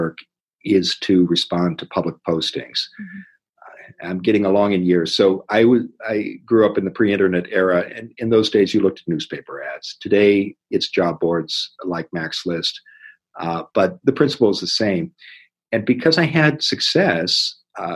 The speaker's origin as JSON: {"language": "English", "region": "Iowa", "country": "United States", "tie": "born or raised there", "said": "I grew up in Iowa"}